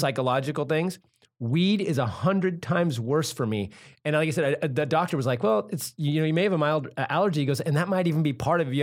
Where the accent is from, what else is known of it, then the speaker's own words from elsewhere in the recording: Santa Cruz, California, United States; I grew up in Santa Cruz